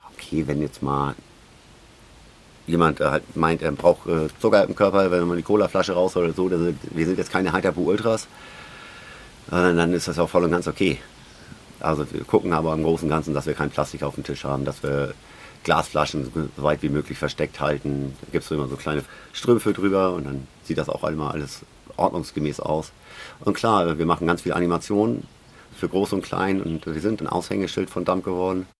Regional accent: Schleswig-Holstein, Germany; die Schlei, das ist mein Geburtsort

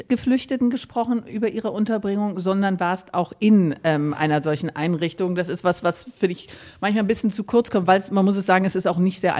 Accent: Ukraine; German is a second language; now in Germany; Ich komme aus der Ukraine.

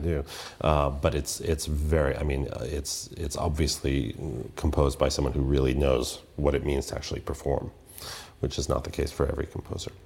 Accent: United States; I'm an American musician

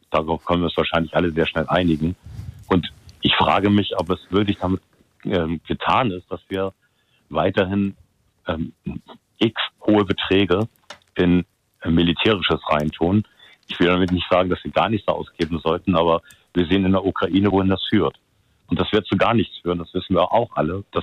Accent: Hamburg, Germany; ja, die Telefonnummer ist aus Frankfurt, das Firmentelefonnummer. Aber ist egal, passt schon.

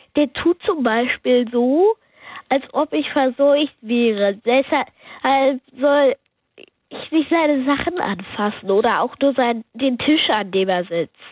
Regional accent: Hanover, Lower Saxony, Germany; Ich bin aus Hannover

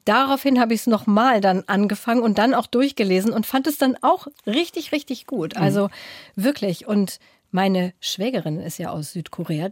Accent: Braunschweig, Lower Saxony, Germany; aus meiner Heimatstadt Braunschweig

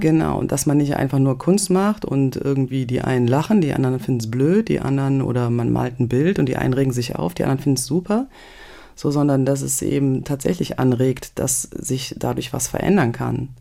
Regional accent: a village in the Eifel, North Rhine-Westphalia, Germany; also born or lived in Euskirchen; Das ist meine Geburtsstadt. Also, und dann bin ich aufgewachsen in so einem Eifeldörfchen, ja, in Nöten

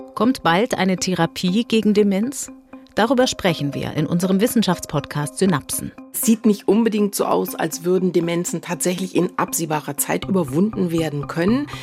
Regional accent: Germany; moved away; das ist und bleibt meine Heimat

